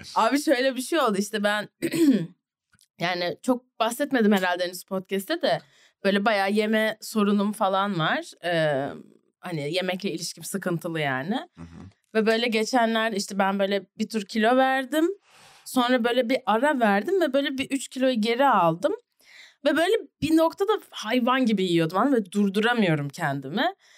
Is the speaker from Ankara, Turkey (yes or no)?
yes; Ankara, Turkey; also born or lived in New Jersey, United States; ben Bilkent'te, BAPS'ta okudum